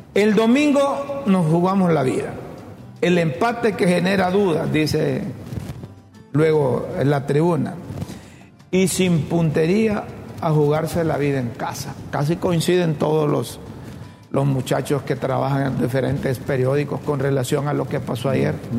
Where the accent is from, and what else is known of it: Honduras